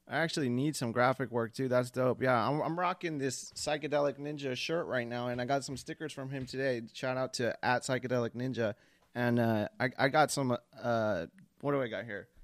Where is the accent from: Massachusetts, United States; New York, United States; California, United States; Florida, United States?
California, United States; Long Beach; I'm from Long Beach. I'm 30. I lived in Orange County for a little bit